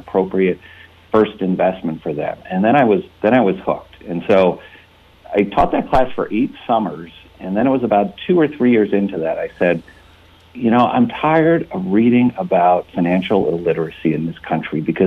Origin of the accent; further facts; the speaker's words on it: East Coast, United States; moved away as an adult; also born or lived in California; now in Palo Alto, United States; I grew up on the East Coast and came out west for graduate school, and similar to many, never left